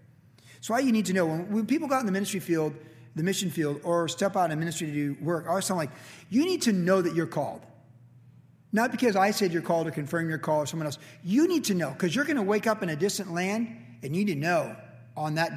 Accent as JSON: {"language": "English", "country": "United States", "said": "we're American"}